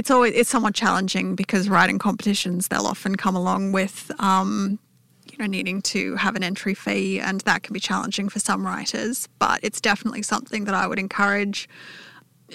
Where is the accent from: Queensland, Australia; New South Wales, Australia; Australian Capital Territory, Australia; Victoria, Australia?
New South Wales, Australia; Newcastle; now in Canberra, Australia; I grew up in Newcastle, but I've lived in Canberra for the last 12 years.